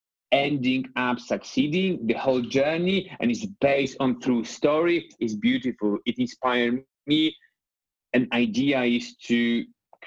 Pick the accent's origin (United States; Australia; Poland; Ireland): Poland; English is a second language; moved away as an adult; also born or lived in Scotland; the place where I was growing up in Poland